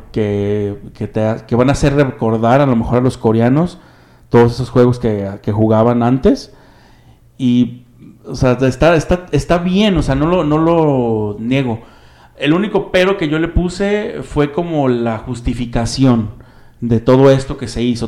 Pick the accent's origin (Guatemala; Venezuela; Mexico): Mexico; nos identificamos prácticamente como mexicanos